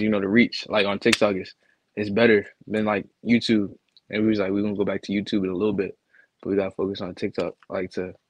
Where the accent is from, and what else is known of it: Virginia, United States